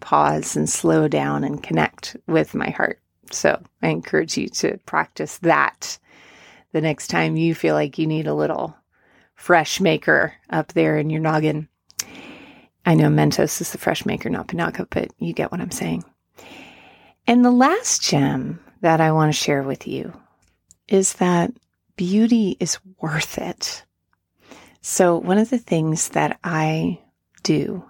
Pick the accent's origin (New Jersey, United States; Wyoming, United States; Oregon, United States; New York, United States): New York, United States; near Woodstock; now in Asheville, United States; I grew up near Woodstock